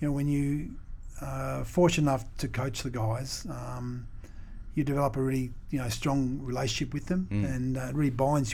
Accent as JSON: {"language": "English", "town": "Tongala", "region": "Victoria", "country": "Australia", "tie": "born or raised there", "also_born_or_lived": "Melbourne", "said": "in a place called Tongaila, little small rural town, about 25 kilometres from Echuca"}